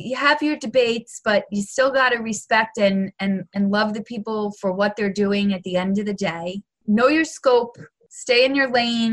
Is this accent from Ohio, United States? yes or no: no; New York, United States; I'm a New Yorker